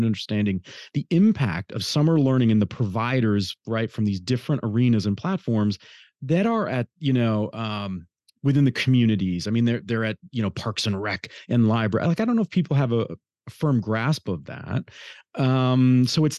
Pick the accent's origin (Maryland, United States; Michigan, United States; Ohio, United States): Michigan, United States; Detroit; My hometown